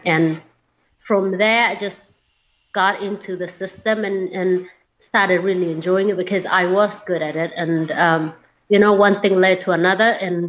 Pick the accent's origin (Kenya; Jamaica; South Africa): Kenya; You know, I had a happy childhood. It is different because it's a different culture.